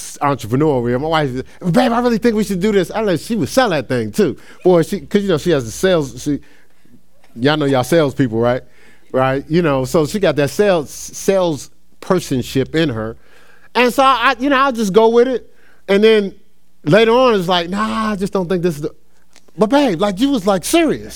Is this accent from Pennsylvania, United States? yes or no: no; New Jersey, United States; moved away as an adult; now in Ohio, United States; I moved to Ohio. I was from New Jersey